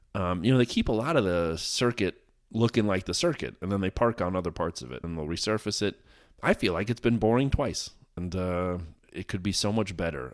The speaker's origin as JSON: {"language": "English", "country": "United States", "said": "As an American"}